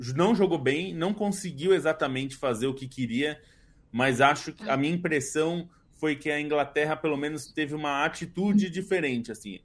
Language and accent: Portuguese; Brazil; como brasileiros